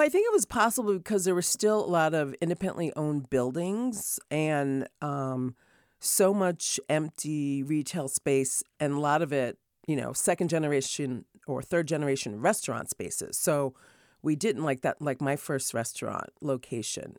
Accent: Rochester, New York, United States; also born or lived in Hartford, Connecticut / Martha's Vineyard, Massachusetts; now in California, United States; they ended up, um, having me in, uh, Hartford, and then my dad got a job with Kodak, so I grew up in Rochester, New York.

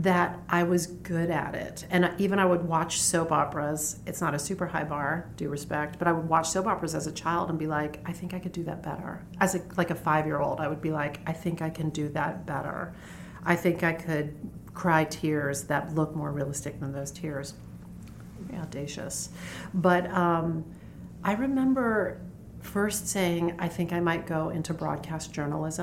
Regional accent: Dayton, rural Ohio, United States; I grew up in Dayton, Ohio. And then we moved, and I grew up in, really my formative years were in rural Ohio

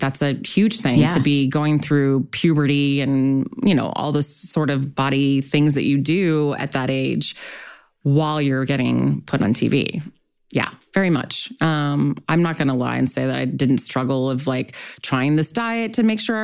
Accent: Long Beach, California, United States; I grew up in Long Beach

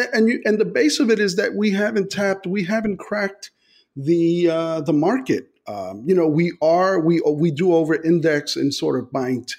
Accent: New York City, New York, United States; I grew up in the South Bronx

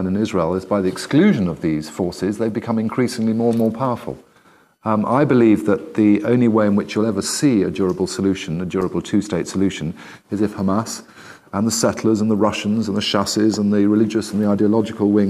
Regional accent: United Kingdom; I grew up in the United Kingdom

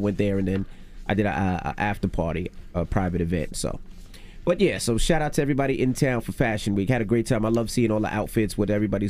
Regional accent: New York, United States; New York. I'm born and raised

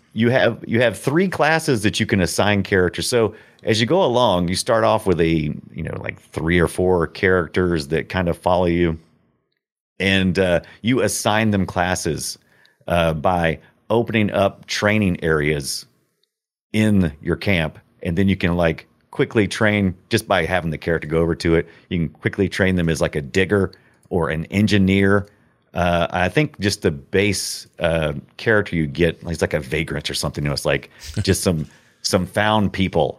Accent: United States; I'm such an American

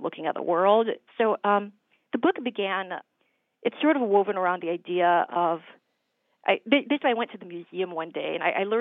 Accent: Minnesota, United States; now in New Hampshire, United States; I grew up in Minnesota, and we'd go to the state fair every year

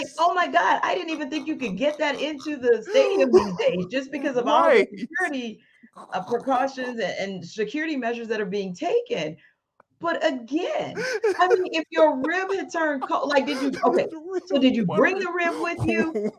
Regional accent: Houma, Louisiana, United States; I am from Louisiana

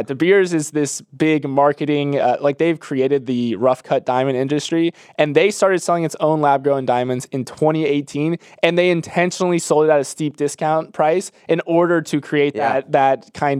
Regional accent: Florida, United States; Growing up in Florida, this was never even on my radar at all.

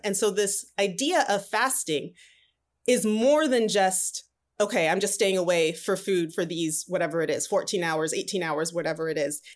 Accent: Southern California, United States; also born or lived in Atlanta, Georgia; So I grew up in Southern California all my life. I consider myself a Cali girl.

